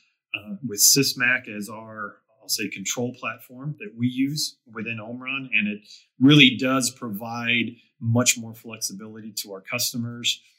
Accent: Delaware, United States; my hometown where I grew up

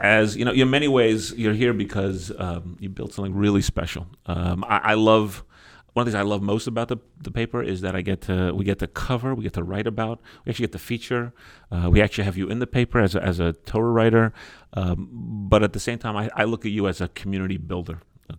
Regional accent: New York City, New York, United States; we grew up in Queens together. He's a Forest Hills boy. I was a Kew Garden Hills guy.

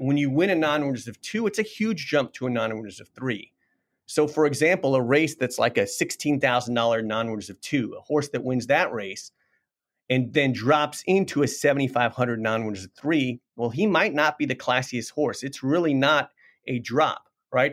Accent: Washington, District of Columbia, United States; I grew up in Washington, D C

